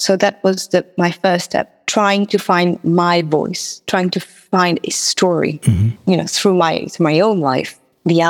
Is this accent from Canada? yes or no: no; Mauritius; first language Mauritian Creole; English is a second language; now in London, United Kingdom; I'm not sure whether to sing in Creole, French, or English. Now, French, my first language